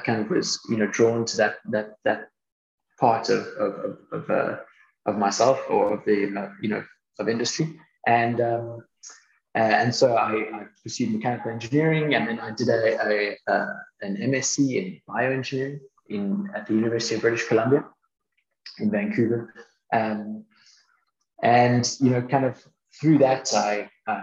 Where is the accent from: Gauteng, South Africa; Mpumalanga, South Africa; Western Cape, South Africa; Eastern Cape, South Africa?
Western Cape, South Africa; Cape Town; also born or lived in Toronto, Canada; So I grew up both in Canada and in South Africa, between kind of Toronto and Cape Town. I spent the bulk of my schooling in Cape Town